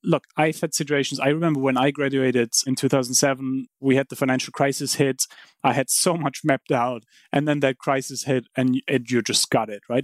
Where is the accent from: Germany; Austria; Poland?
Germany; Heidelberg, Baden-Württemberg; moved away; I grew up in Heidelberg